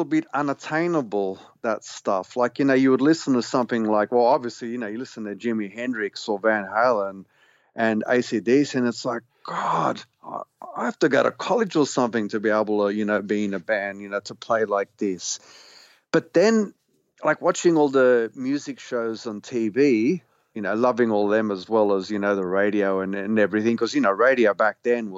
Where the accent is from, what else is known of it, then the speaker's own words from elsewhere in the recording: Australia; being an Australian, you know, loving like the sort of the stuff that everyone else did at that stage, being a teenager at school